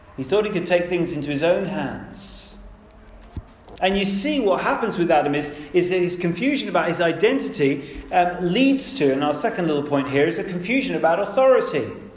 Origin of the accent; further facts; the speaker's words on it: United Kingdom; I'm British